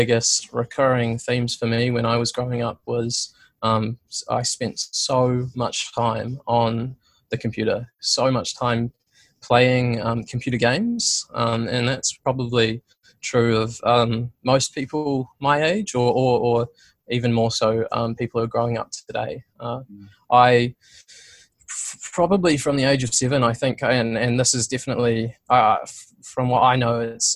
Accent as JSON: {"language": "English", "town": "Christchurch", "region": "Canterbury", "country": "New Zealand", "tie": "born or raised there", "said": "I grew up in Christchurch for the most part"}